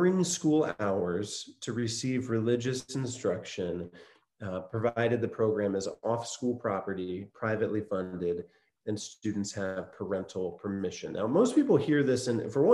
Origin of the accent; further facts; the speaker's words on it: Van Wert, Ohio, United States; moved away as an adult; now in Columbus, United States; I'm from Northwest Ohio, a little town called Van Wert, Ohio.